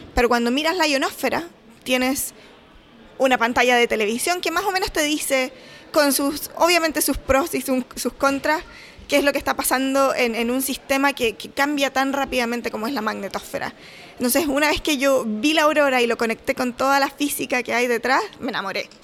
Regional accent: Chile; moved away as an adult; also born or lived in Los Angeles, United States; now in Calgary, Canada; Soy chilena, obviamente, y ahora estoy trabajando en la Universidad de Calgary, en Canadá

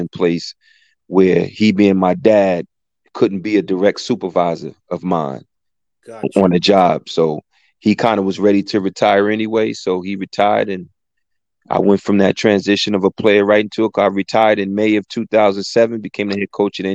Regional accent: East Orange, New Jersey, United States; also born or lived in Newark, New Jersey / Portugal / Brazil; I'm an Essex County guy, born and bred. I was born in Newark, grew up in East Orange

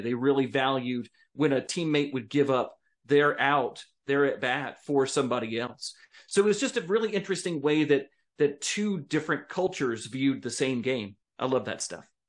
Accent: United States; American citizens

